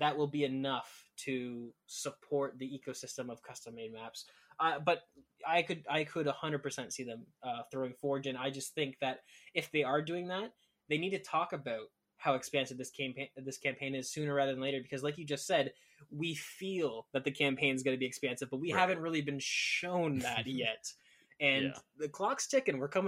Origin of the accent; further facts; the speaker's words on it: Canada; I'm Canadian